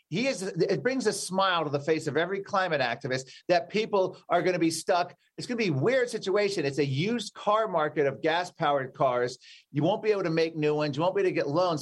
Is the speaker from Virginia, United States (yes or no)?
yes; Virginia, United States; my home state of Virginia